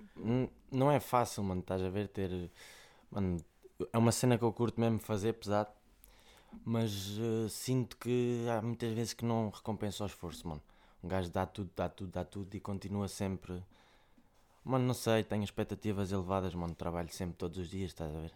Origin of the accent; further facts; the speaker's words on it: Coimbra, Centro, Portugal; eu sou de Vila Pouca do Campo, fica ali ao pé, de, entre Taveiro e Amial